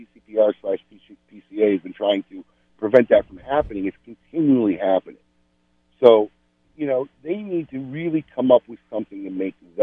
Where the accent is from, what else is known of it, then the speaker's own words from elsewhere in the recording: Chicago, Illinois, United States; moved away; I'm in my hometown, giving my kids a tour of where I grew up